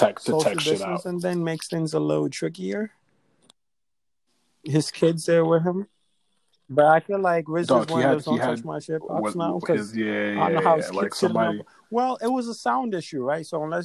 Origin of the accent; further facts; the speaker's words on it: Nigeria; And obviously, we're Nigerian, so we know the Nigerian clashes that are happening.